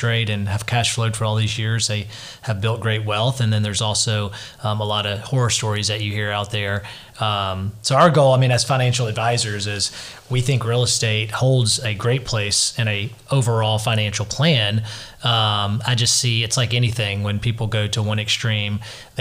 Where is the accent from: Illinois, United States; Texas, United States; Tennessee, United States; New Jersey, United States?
Tennessee, United States; a suburb of Memphis; now in Nashville, United States; I grew up in Tennessee in a suburb of Memphis